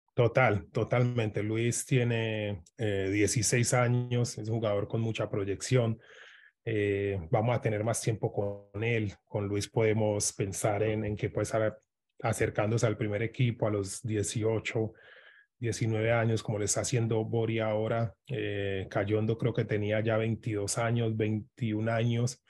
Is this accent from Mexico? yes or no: no; Medellín, Antioquia, Colombia; moved away; yo soy de Medellín, él vive un poquito más lejos de, de donde yo me crié